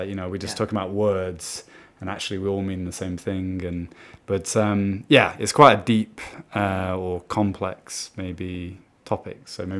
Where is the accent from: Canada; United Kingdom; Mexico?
United Kingdom; moved away as an adult; now in Brazil; growing up as a British person